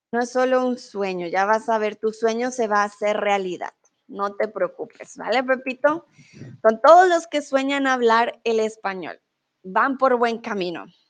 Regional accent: Colombia; moved away as an adult; also born or lived in Mexico; now in Germany; Soy de Colombia, soy tutora de español aquí en Chatterbox. Em, soy de Colombia, vivo comúnmente en Alemania, pero soy en México.

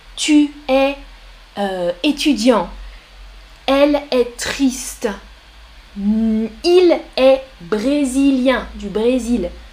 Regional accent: France; Je suis française. Je suis professeure

